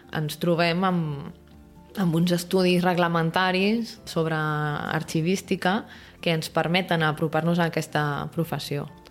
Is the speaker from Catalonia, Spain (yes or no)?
yes; Barcelona, Catalonia, Spain; com a barcelonins